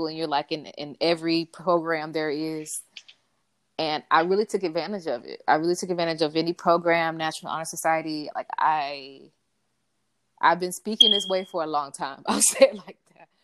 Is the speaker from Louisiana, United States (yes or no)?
no; Miami, Florida, United States; I grew up in Liberty City